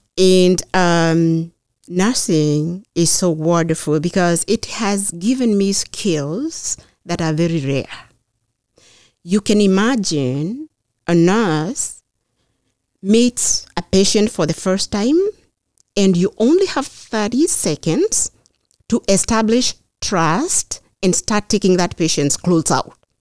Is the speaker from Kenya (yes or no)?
yes; Kenya; moved away as an adult; now in Beverly, United States; I grew up in Kenya.